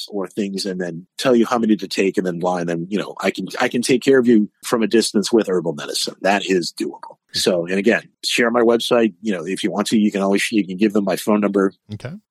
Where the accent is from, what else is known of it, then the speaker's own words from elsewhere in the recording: New England, United States; People, aren't you cold? I'm like, nah, I'm from New England. It's 50 out. I'm in the hot tub.